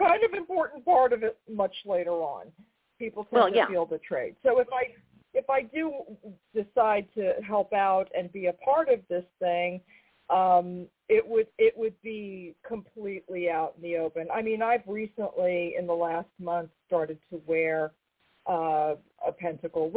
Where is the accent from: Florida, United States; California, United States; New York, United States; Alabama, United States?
New York, United States; I'm from New York